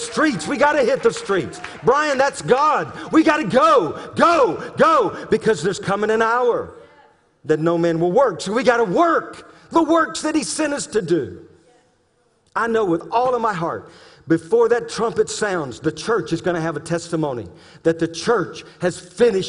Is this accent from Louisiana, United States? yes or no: yes; Louisiana, United States; I'm being from Louisiana